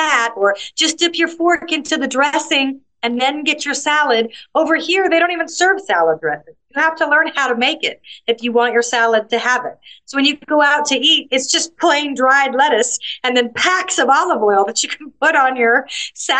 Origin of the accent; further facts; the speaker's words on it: United States; moved away as an adult; now in Malta; I grew up in America